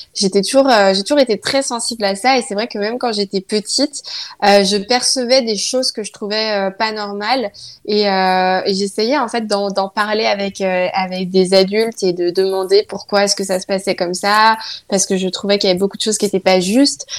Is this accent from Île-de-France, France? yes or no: no; countryside near Nantes, Pays de la Loire, France; also born or lived in Saint-Nazaire; je suis née à Nantes. Après, mes parents habitent dans la campagne, euh, pas très loin de Nantes, on va dire. Et puis, euh, du coup, moi, j'ai pas grandi à Nantes.